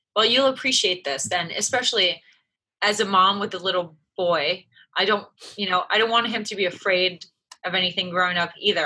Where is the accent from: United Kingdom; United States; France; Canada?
France; moved away; I was raised in France. My mom is French. My dad was American.